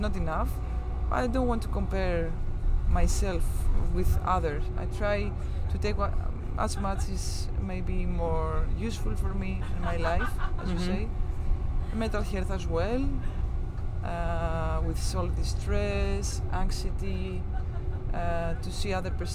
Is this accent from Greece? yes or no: yes; Greece; English is a second language; also born or lived in Zaragoza; in my country